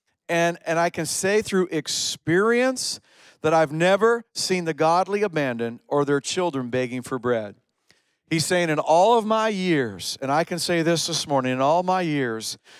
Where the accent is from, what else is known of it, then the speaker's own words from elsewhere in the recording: Canada; also born or lived in upstate New York, United States; now in Cornwall, Canada; We're Canadian